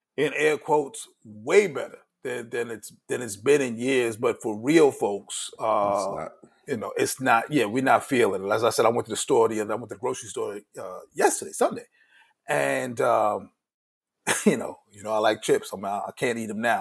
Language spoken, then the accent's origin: English; New York City, New York, United States; growing up in Brooklyn